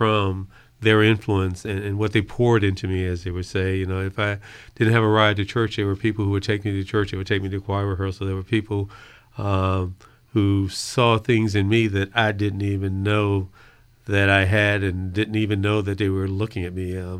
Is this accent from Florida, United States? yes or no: no; Fredericksburg, Virginia, United States; I grew up in Mayfield, and Mayfield was a very heterogeneous, had a very heterogeneous population, not race-wise, but in terms of socioeconomics.